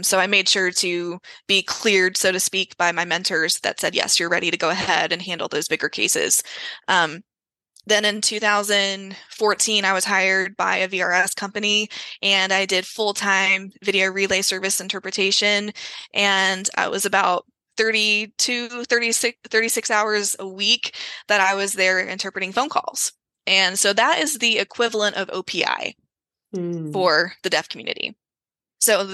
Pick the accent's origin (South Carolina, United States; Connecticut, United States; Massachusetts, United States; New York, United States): South Carolina, United States; Greenville; my hometown of Greenville, South Carolina